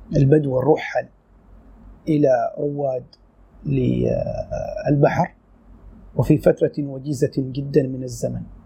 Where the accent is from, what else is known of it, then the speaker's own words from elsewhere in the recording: Sur, South Ash Sharqiyah, Oman; moved away as an adult; من مواليد صور العام 1970 آه، عشت في هذه المدينة حتى العام 1987